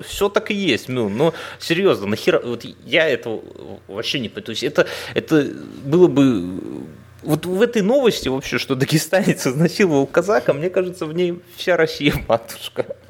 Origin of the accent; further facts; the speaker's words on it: Belarus; я говорю как белорус